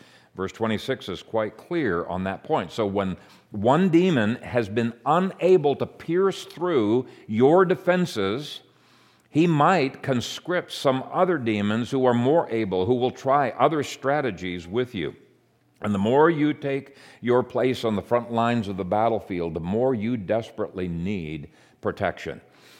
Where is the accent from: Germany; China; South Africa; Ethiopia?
Ethiopia; I grew up in Ethiopia in an animistic province where people were under enormous bondage to demons.